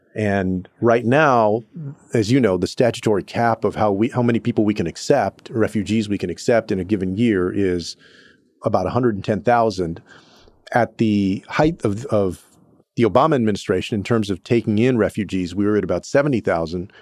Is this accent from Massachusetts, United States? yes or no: no; Texas, United States; places like Houston in my home state of Texas